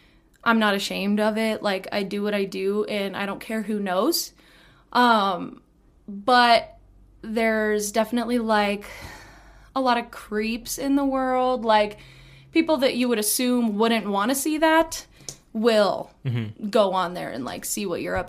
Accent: Canyon, Texas, United States; I was born and raised in Canyon, and I was raised by my mom

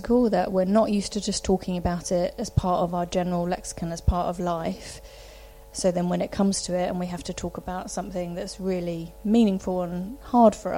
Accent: United Kingdom; we're British

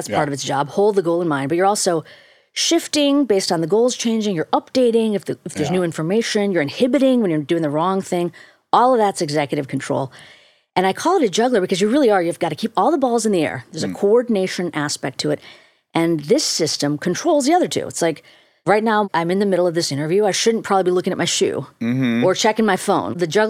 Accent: India; You got to, especially as an Indian person, people think, well, this is just your cultural, you're required to push mindfulness onto the world.

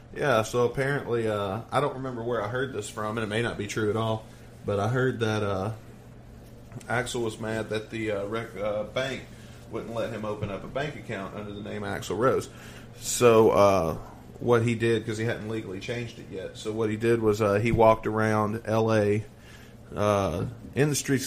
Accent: the South, United States; I'm from the South

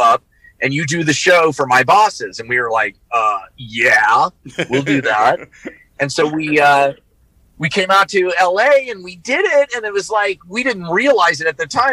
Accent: Overland Park, Kansas, United States; I grew up in Kansas, in Kansas City on the Kansas side, a suburb called Overland Park

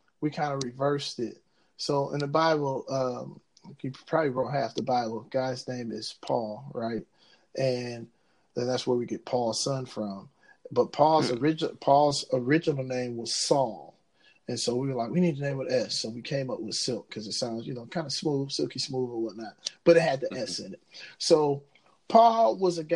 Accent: Ecorse, Michigan, United States; I'm from Ecorse, which is right outside of Detroit

